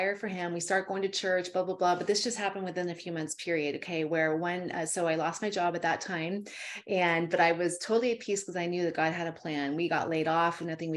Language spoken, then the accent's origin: English; Calaveras County, California, United States; I'm from Calaveras County